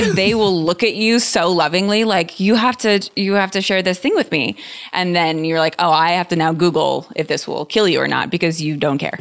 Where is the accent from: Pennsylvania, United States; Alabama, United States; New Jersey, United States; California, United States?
California, United States; San Diego; I'm from San Diego.